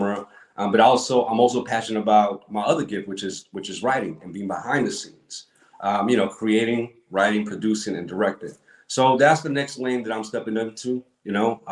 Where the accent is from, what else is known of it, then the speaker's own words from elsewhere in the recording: New York City, New York, United States; moved away as an adult; now in Atlanta, United States; I grew up, you know, I'm from Brooklyn, New York. So I grew up watching Spraga, you know, New York, Brooklyn.